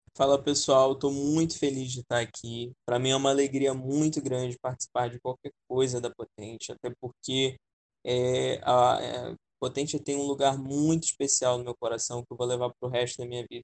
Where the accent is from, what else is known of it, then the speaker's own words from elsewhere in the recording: Campos dos Goytacazes, Rio de Janeiro, Brazil; Vim lá do interior de, de, de do Rio de Janeiro, da cidade de Campos dos Goitacazes